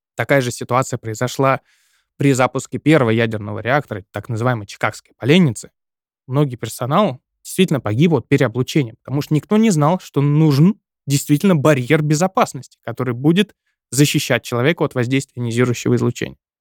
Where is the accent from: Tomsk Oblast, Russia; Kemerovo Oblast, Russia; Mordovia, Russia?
Tomsk Oblast, Russia; Seversk; в моем родном городе, в городе Северск